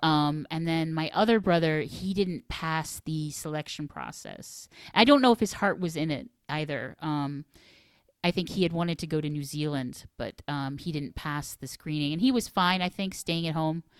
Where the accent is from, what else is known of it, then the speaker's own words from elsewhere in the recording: Finger Lakes, New York, United States; also born or lived in Washington, D.C.; a very kind of bucolic upbringing in the Finger Lakes